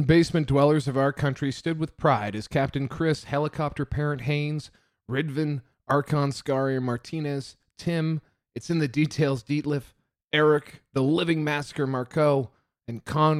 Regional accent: Canada; as homegrown Canadian boys whose hearts bleed maple syrup, beaver tails, and apologies

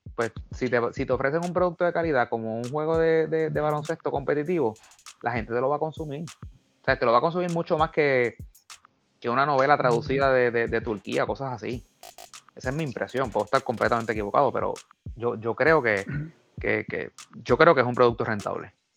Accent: Mayagüez, Puerto Rico; soy natural de Mayagüez

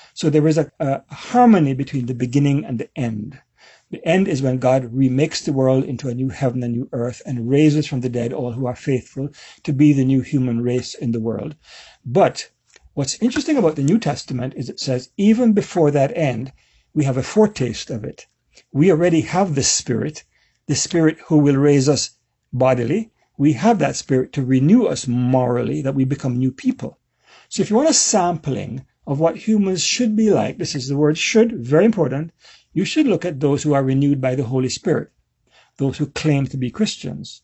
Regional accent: Jamaica; So I'm, I'm a Jamaican

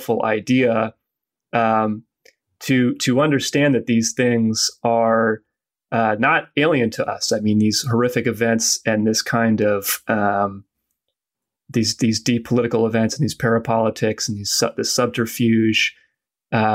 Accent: United States; as an American

